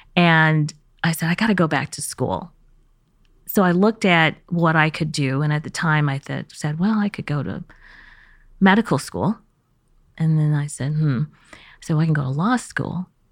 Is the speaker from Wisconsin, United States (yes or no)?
no; Kansas City, Missouri, United States; born or raised there; first language Chinese; English is a second language; moved away; also born or lived in Beijing, China / California / East Coast